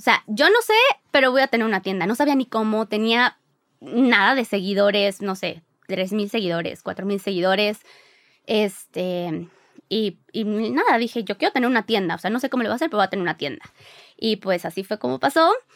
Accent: Mexico City, Mexico; also born or lived in Mérida; Nosotros somos de la Ciudad de México, pero nos fuimos un año a vivir a Mérida cuando recién nos casamos

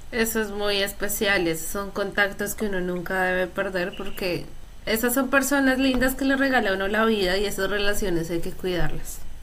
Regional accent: Colombia; los colombianos somos

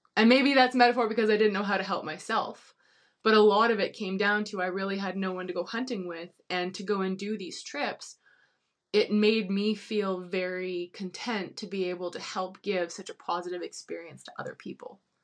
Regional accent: Kelowna, British Columbia, Canada; I grew up in Kelowna

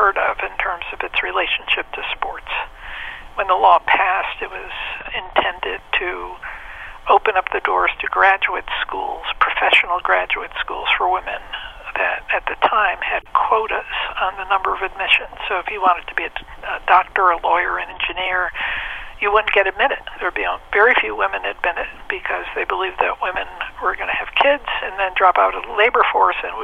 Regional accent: New York, United States; moved away as an adult; also born or lived in Texas; I was from New York.

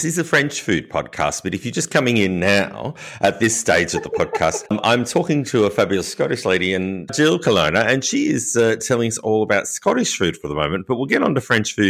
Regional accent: Australia; accent: Australian; my Australian accent.

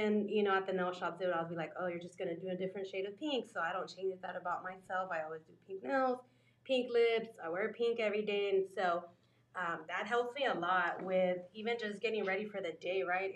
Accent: San Antonio, Texas, United States; moved away as an adult; I was raised here in San Antonio, Texas

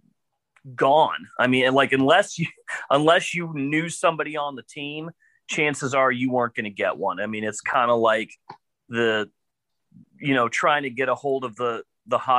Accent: Colorado, United States; I'm from Colorado and grew up with two relatively good-sized ponds within walking distance of my house

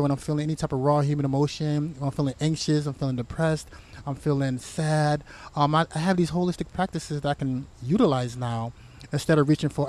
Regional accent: United States; being a black man growing up in America

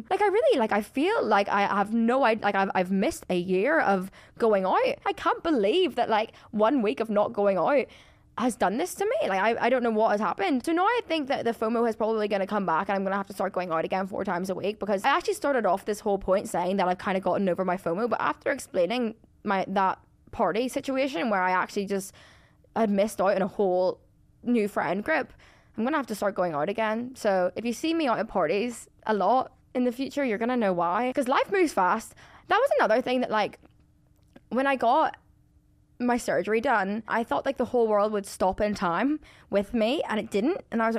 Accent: Ireland; Like, I don't get me wrong, I'm Irish, I love drinking.

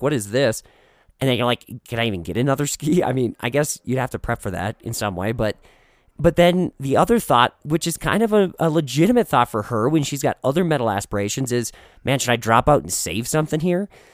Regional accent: Minnesota, United States; now in Colorado, United States; The Midwest, Minnesota, my hometown

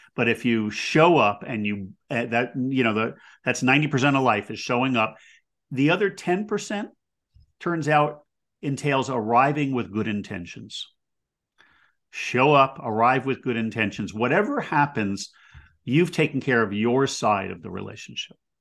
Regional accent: United States

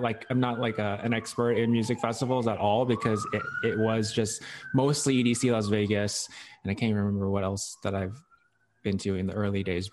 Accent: Hong Kong; I was born in Hong Kong, and so my, my parents speak Chinese, or we all speak Chinese.

